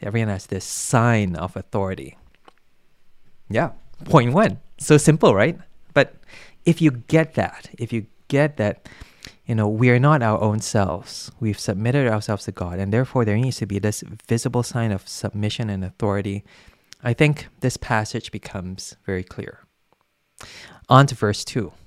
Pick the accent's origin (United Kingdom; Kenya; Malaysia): Malaysia; I come from Malaysia